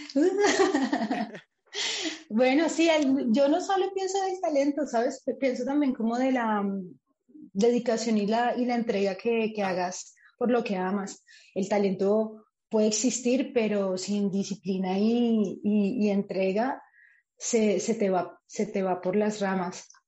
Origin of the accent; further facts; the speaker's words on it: Colombia; moved away as an adult; now in Spain; la primera vez que me fui del país o que salí del país de Colombia